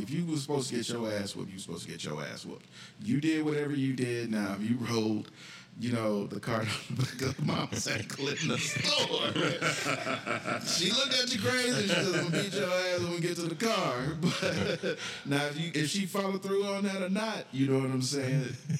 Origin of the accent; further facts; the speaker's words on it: the South, United States; growing up in the South